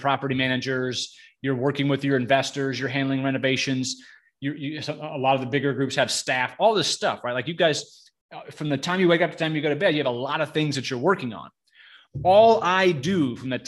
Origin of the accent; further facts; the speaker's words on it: Florida, United States; also born or lived in Boynton Beach, Florida / Pierson, Florida; I've been in Florida my whole life. I was born in Boynton Beach, Florida. I went to high school in a real small town called Pearson